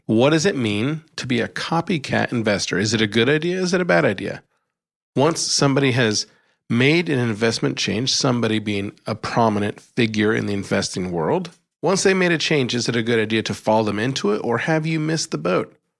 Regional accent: Alaska, United States; When I was growing up in Alaska

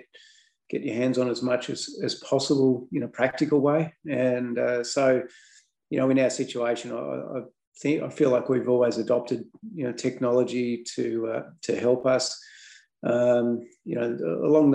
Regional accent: Melbourne, Victoria, Australia; now in Wantabadgery, Australia; I grew up actually in Melbourne.

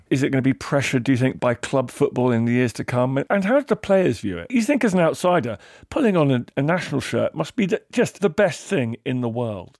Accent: England, United Kingdom; being English.

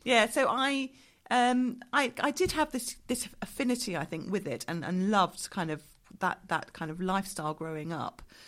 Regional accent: Dorset, South West England, United Kingdom; moved away; I grew up in Dorset. My father still lives down there

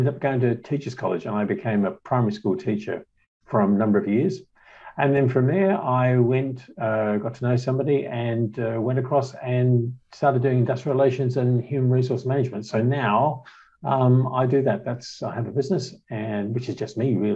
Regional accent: Western Australia, Australia; also born or lived in London, England; I was born in London, and my family came out as 10-pound bombs in 1964, so I'm way more Australian than I am English

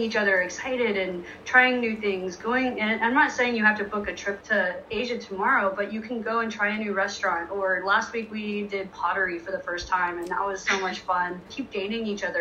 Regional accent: Tennessee, United States; I grew up in Tennessee. So the South in the U.S.

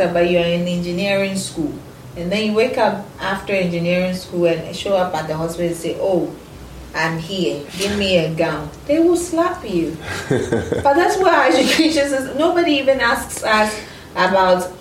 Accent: Ghana

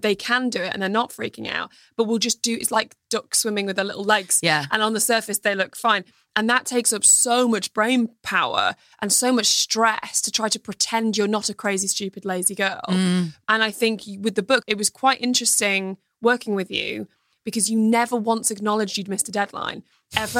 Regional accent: England, United Kingdom; growing up in the England

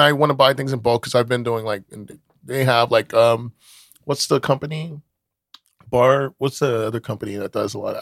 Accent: Houston, Texas, United States; moved away as an adult; now in Austin, United States; I'm from Houston

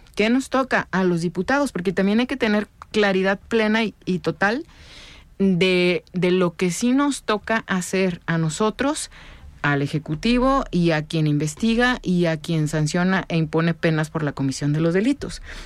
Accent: Ciudad Guzmán, Jalisco, Mexico; Yo soy del sur, soy de Ciudad Guzmán

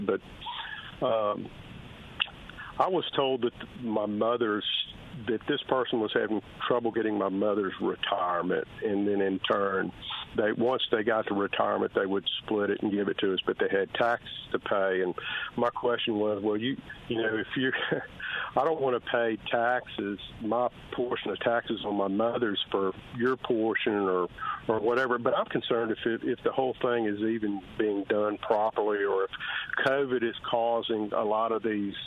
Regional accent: United States; also born or lived in Mississippi / Tennessee; We grew up in Mississippi, in Tennessee

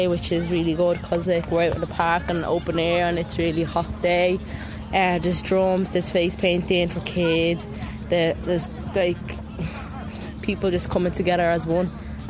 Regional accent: South Africa; now in Dublin, Ireland; I'm originally from South Africa. I am currently living in James Street in Dublin, in the inner city.

